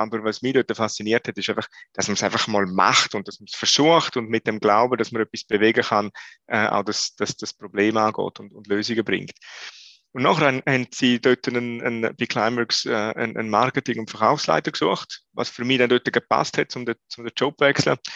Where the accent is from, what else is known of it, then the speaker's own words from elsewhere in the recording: Switzerland; wir als Schweizer